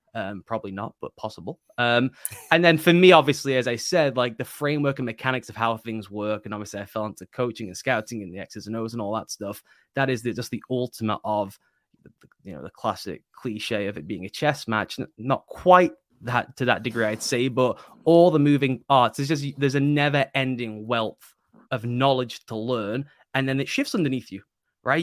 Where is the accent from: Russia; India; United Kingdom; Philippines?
United Kingdom; being British